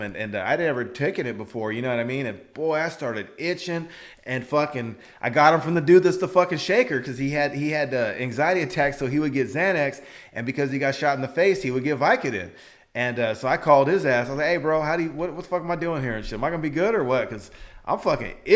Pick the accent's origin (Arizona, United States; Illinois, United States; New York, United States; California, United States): California, United States; Fresno; We grew up in Fresno